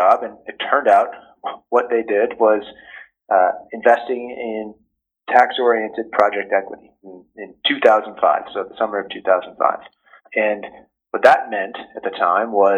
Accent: Ridgewood, New Jersey, United States; moved away as an adult; also born or lived in Stanford, California / Silicon Valley; I grew up in Ridgewood, New Jersey, which is a town just outside of New York City.

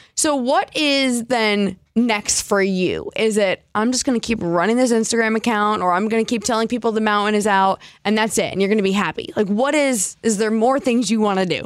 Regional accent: New Jersey, United States; now in Seattle, United States; Growing up in New Jersey

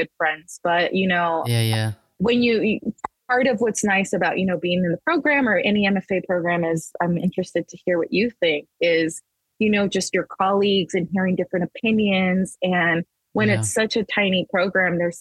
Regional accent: Las Vegas, Nevada, United States; also born or lived in El Paso, Texas; I was born in Texas. I was born in El Paso, Texas, but my family moved to Las Vegas when I was 5.

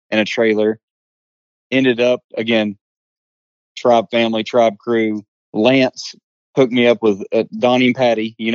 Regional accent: Johnson City, Tennessee, United States; So Gatlinburg is only about 45 minutes I guess, west of me.

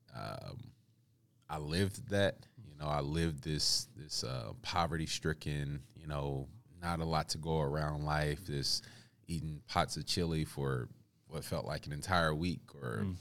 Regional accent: Kansas City, Missouri, United States; I grew up uh, on the east side of Kansas City early on.

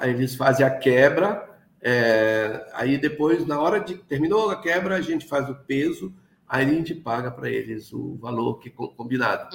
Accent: Oiapoque, Amapá, Brazil; desde a minha infância, porque eu sou daqui mesmo do Oiapoque, que é no estado do Amapá, lá no, da comunidade de Vila Velha, do Rio Caciporé

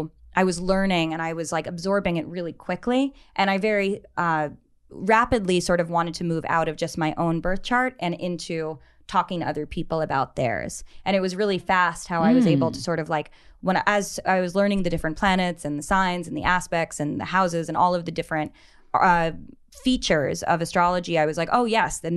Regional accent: New York, United States; New York.

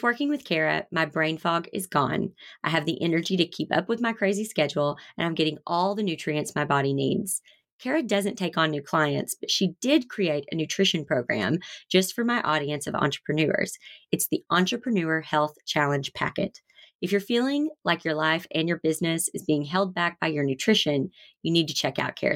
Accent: the South, United States; I come from the South where everything is deep fried and comes with a side of ranch

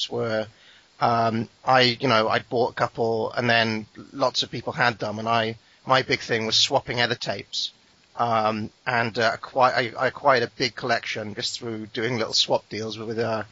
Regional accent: Wales, United Kingdom; I'm not English

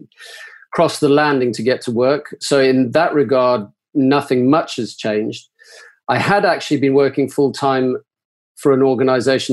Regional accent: Zimbabwe; now in Manchester, United Kingdom; I'm originally from Zimbabwe in South Africa, but I have been here for now the past 40 years.

